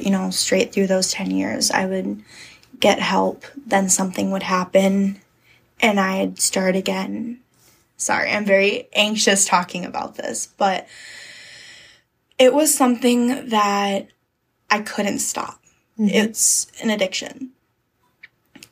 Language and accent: English; Sparta, Wisconsin, United States; also born or lived in La Crosse, Wisconsin / Georgia; I grew up in Sparta